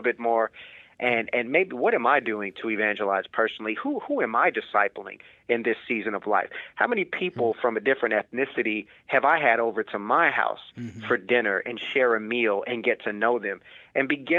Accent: United States; as an American

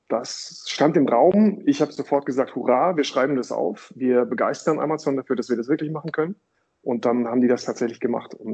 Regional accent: Datteln, North Rhine-Westphalia, Germany; Ich komme aus Datteln, so von, der, von Nordtipp für das Ruhrgebiet.

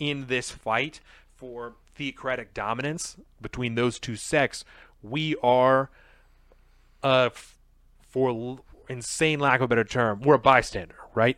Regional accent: United States; As an American

